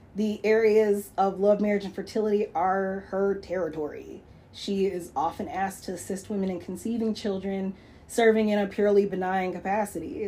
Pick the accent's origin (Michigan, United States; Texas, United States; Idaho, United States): Michigan, United States; Lansing; growing up in Lansing